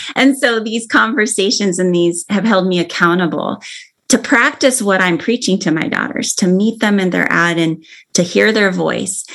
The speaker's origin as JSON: {"language": "English", "region": "Arizona", "country": "United States", "tie": "born or raised there", "moved": "yes", "lives_now": "Oregon, United States", "said": "I grew up in Arizona"}